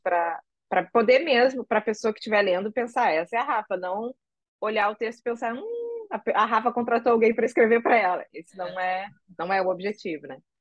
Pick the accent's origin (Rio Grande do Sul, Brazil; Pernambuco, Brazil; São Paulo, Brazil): Rio Grande do Sul, Brazil; now in Rio de Janeiro, Brazil; Eu moro no Rio, mas eu sou gaúcha.